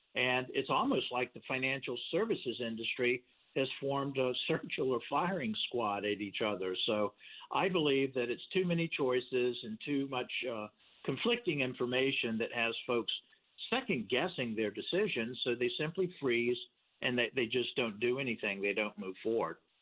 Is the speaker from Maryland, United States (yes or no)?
no; Richmond, Virginia, United States; I was born in Richmond, Virginia.